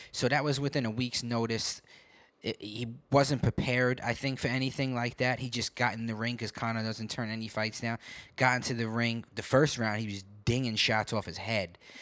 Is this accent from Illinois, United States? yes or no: no; New York, United States; I grew up in New York